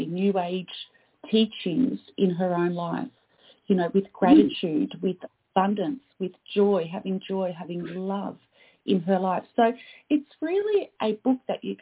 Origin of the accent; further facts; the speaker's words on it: Australia; also born or lived in Canada; I am Australian